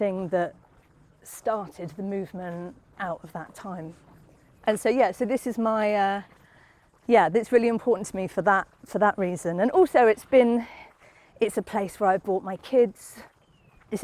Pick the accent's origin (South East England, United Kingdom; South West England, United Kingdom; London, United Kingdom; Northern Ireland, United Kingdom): South East England, United Kingdom; Southampton; I come from Southampton, I did move away, but then I came back.